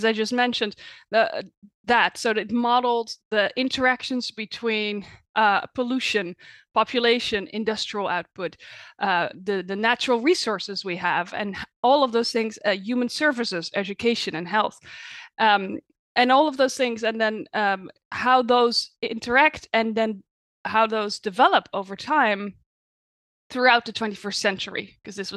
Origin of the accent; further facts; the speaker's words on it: Netherlands; moved away as an adult; now in United States; I was born in the Netherlands, but I've been living in the US for the past 9 years